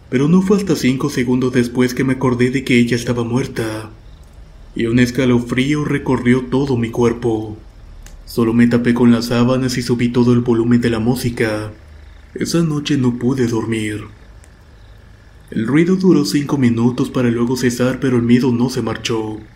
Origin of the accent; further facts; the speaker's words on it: Guaymas, Sonora, Mexico; Muchas gracias por escuchar mi historia. … soy originaria de Guaymas, Sonora.